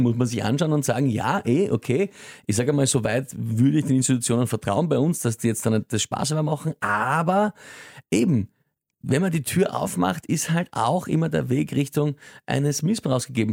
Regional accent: Austria; bei uns in Österreich

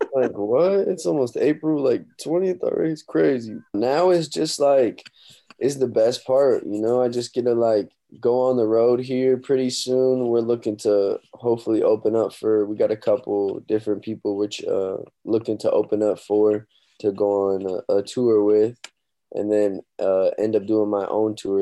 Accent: Omaha, Nebraska, United States; my hometown, Omaha, Nebraska

